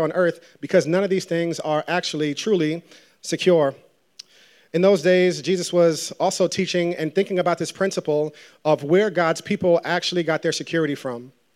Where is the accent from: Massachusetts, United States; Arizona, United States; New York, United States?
New York, United States; New Rochelle; I grew up in Westchester in, uh, in New Rochelle. Shout out to everybody from the nine one four